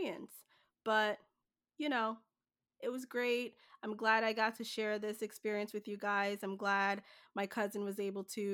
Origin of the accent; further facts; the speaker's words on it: Jamaica; now in New Jersey, United States; So I'm originally from Jamaica. It will always be home to me.